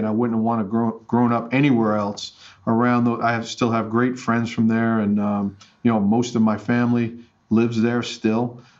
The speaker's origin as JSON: {"language": "English", "town": "Staten Island", "region": "New York", "country": "United States", "tie": "born or raised there", "said": "When I tell people that I'm from New York City, they well, where? I'm like, well, Staten Island. And they're like, no, it's not New York. No, I said, it is. There's five boroughs, and we're one of them. But no, I love growing up there."}